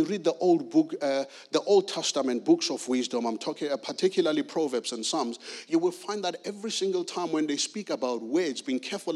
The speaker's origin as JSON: {"language": "English", "country": "South Africa", "tie": "born or raised there", "moved": "yes", "lives_now": "Guildford, United Kingdom", "said": "I'm originally from South Africa, born and raised in South Africa."}